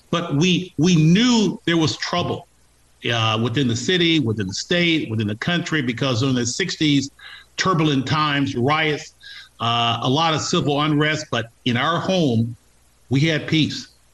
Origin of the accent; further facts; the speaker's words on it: Los Angeles, California, United States; born and raised in Los Angeles